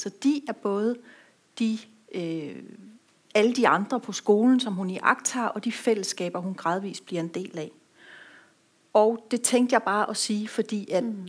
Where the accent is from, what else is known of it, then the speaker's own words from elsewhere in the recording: Rødby, Zealand, Denmark; i nogle år en lille forretning i Rødby, hvor jeg kommer fra